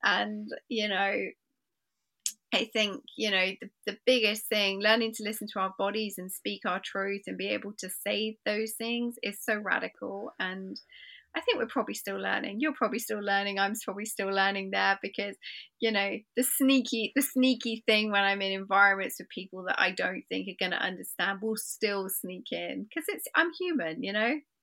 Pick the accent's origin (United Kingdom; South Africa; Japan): United Kingdom; England; I find myself being English and polite